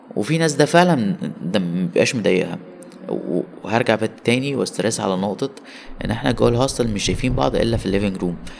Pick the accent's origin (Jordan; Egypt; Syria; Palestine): Egypt; من مصر